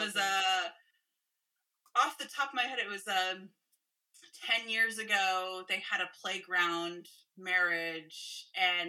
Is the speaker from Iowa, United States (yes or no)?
no; San Francisco, California, United States; I grew up in San Francisco in California